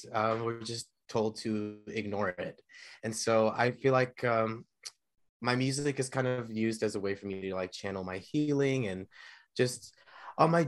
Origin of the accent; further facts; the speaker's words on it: Chino Hills, California, United States; also born or lived in Ontario, California / Inland Empire, California; now in Hollywood, United States; I grew up in Chino, California, Chino okay. Hills, Ontario, and the Inland Empire, California